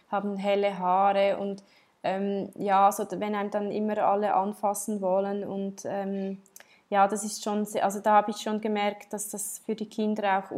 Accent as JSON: {"language": "German", "country": "Switzerland", "tie": "born or raised there", "said": "Aber ja, ich, ich, bin, ich bin in der Schweiz aufgewachsen."}